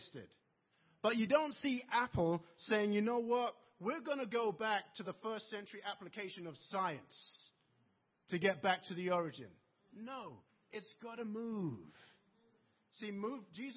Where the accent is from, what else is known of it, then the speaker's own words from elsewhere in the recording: England, United Kingdom; accent: English; my English accent